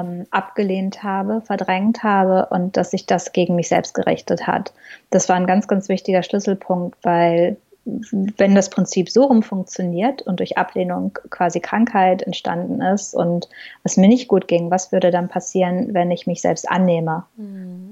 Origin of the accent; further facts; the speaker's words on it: Ruhr area, North Rhine-Westphalia, Germany; moved away as an adult; now in New York, United States; ich bin im Robot aufgewachsen und ich glaube, das sind zwei Sachen, ähm, also das Beamtenkind und der Robot, die mich sehr ge geprägt haben in, in, meinem Leben, in meinen Wurzeln. Ähm, sicherlich auch so in meiner Persönlichkeit, ähm, weil bei uns ein ganz, ganz starker Wir-Gedanke im Ruhrpott da ist.